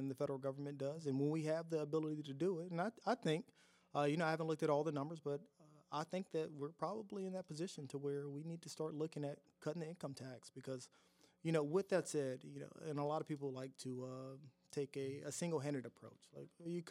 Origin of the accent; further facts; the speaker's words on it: Southaven, Mississippi, United States; I'm from South Haven over in the West End, the old South Haven, the original South Haven.